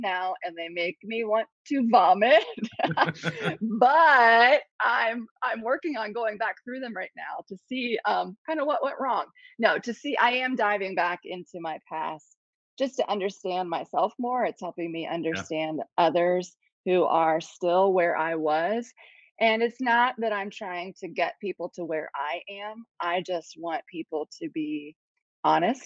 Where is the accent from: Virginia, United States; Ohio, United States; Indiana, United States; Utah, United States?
Ohio, United States; moved away as an adult; also born or lived in Columbus, Ohio / Cambodia; now in South Carolina, United States; I'm originally from Ohio, and we didn't want to go back to the cold